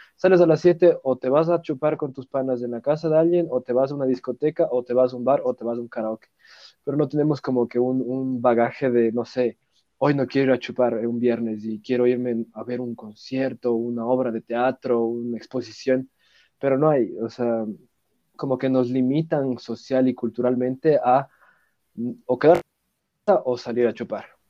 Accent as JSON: {"language": "Spanish", "country": "Ecuador"}